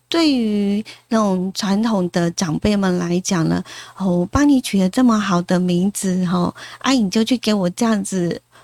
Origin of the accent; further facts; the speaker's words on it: Taiwan; 原来我们台湾人呢，就是一辈子可以有三次改名的机会